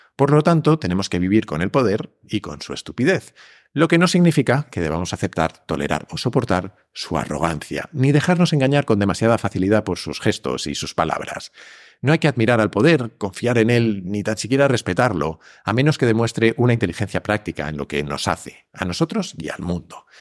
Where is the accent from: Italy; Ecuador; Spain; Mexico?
Spain; como decimos en España